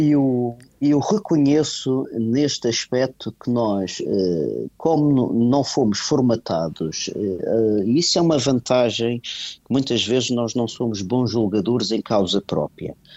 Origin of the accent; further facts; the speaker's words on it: Portugal; nós somos portugueses, aliás, eu uhum. sinto-me eh, português